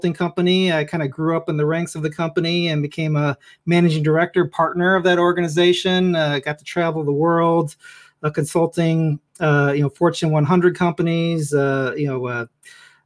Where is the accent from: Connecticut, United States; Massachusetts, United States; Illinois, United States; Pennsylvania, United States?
Illinois, United States; Chicago; moved away as an adult; now in Northern Virginia, United States; I grew up in Chicago